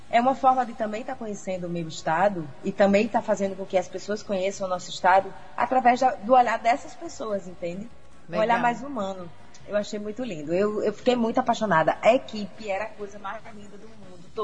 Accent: Acari, Rio Grande do Norte, Brazil; É o seguinte, eu não nasci em Acari, mas eu sou acariense. Por quê? Porque meus pais são acarienses.

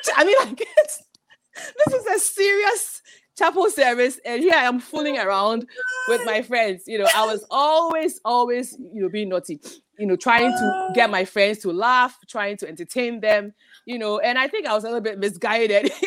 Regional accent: Ghana; moved away; growing up in Ghana

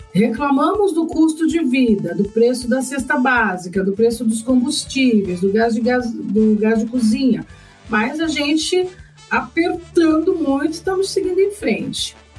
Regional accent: Brazil; nós brasileiros

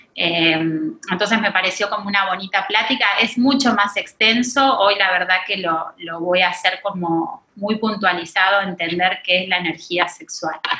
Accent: Argentina; moved away as an adult; also born or lived in Mexico City, Mexico; now in Riviera Maya, Mexico; Soy argentina, hace 17 años que estoy viviendo en la Ciudad de México

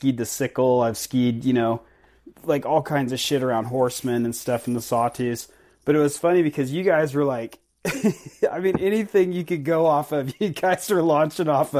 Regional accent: Fairfield, Idaho, United States; I'm from Fairfield, so Sun Valley, the whole Wood River Valley

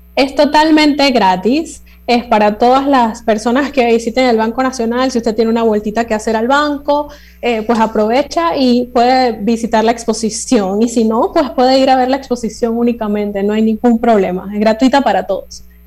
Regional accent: Panama; nuestra identidad como panameños en estos 200 años, las cosas que nos hacen ser panameños

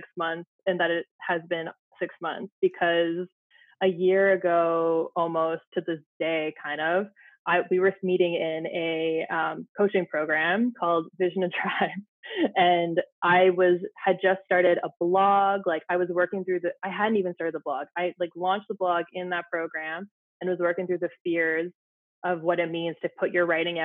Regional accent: Ottawa, Ontario, Canada; moved away as an adult; now in Saskatchewan, Canada; I had moved from Ottawa, my hometown, to a very small town in Saskatchewan

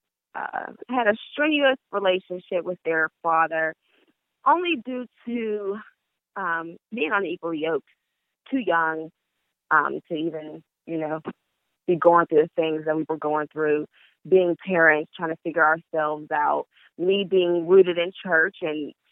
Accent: Pittsburgh, Pennsylvania, United States; I'm from Pittsburgh, Pennsylvania, 24 years old

